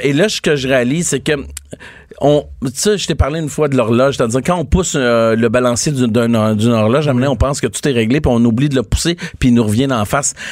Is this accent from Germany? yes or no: no; Quebec, Canada; On est des Québécois